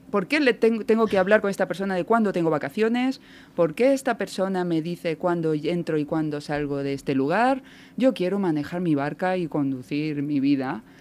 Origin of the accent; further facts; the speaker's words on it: Córdoba, Andalusia, Spain; born there; Nacida en Córdoba